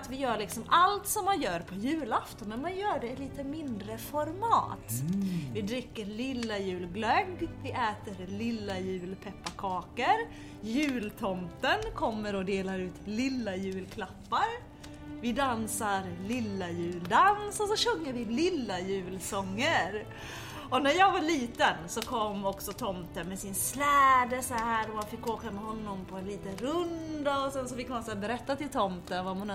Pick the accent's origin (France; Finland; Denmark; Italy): Finland; now in Sweden; Jag är ju från Finland som du vet och som mhm. också våra lyssnare vet. Och i Finland så firar ju vi lilla jul väldigt mycket.